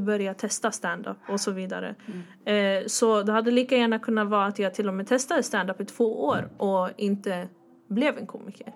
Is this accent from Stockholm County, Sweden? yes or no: yes; Stockholm, Stockholm County, Sweden; jag är från Husby